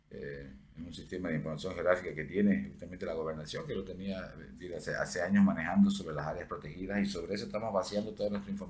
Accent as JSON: {"language": "Spanish", "region": "Santa Cruz", "country": "Bolivia", "said": "tenemos que {S1} ahorita tratar de proteger lo que más podamos hasta que efectivamente logremos como cruceños consolidar eh, una educación de arqueología."}